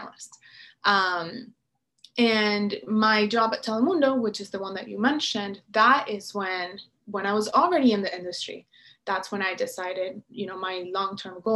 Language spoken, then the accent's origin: English; Venezuela; moved away as an adult; now in United States; I was coming from Venezuela, which is where I was born and raised.